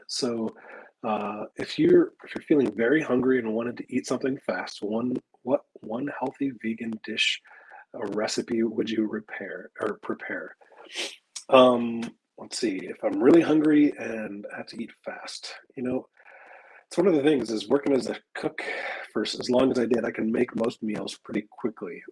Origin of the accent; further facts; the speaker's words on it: Midwest, United States; moved away; also born or lived in Texas; I grew up in the Midwest and was used to having wild sumac grow kind of all over the place